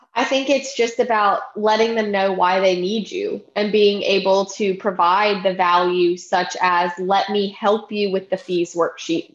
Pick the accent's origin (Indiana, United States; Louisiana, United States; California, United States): Louisiana, United States; Baton Rouge; now in Prairieville, United States; I grew up in Baton Rouge